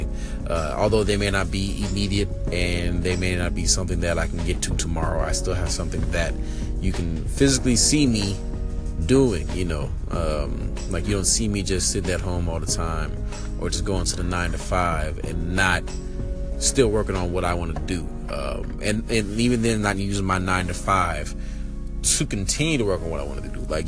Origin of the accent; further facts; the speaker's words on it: Richmond, California, United States; moved away as an adult; now in Atlanta, United States; I'm from the Bay Area, California. If you didn't know, Richmond all day